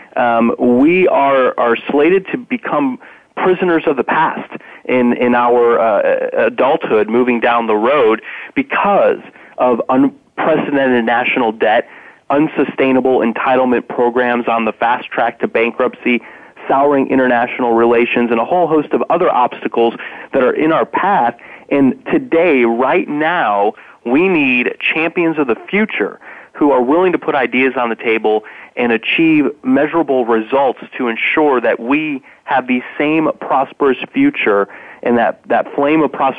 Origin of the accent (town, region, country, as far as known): Indiana, United States; born or raised there